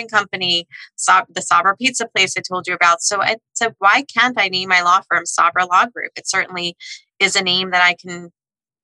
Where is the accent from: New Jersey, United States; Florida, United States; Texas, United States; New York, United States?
New York, United States; Long Island; I grew up in Long Island